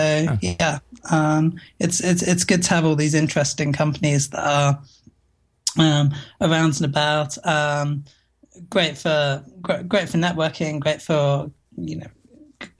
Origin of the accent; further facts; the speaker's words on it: United Kingdom; us Brits